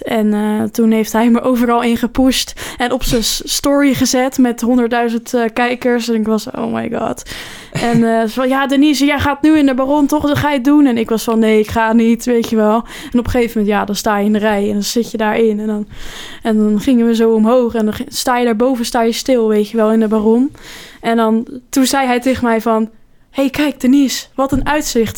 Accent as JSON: {"language": "Dutch", "town": "Rotterdam", "region": "South Holland", "country": "Netherlands", "said": "wij komen uit Rotterdam"}